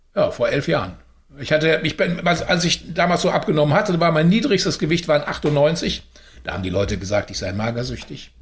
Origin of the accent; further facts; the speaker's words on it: Unna, North Rhine-Westphalia, Germany; Unna liegt ja in Westfalen, also ich bin in Westfalen geboren und mit dem Rheinland dann dick geworden